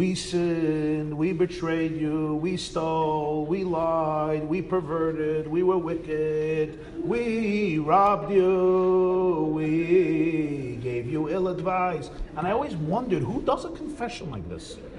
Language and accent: English; United States; I grew up in America.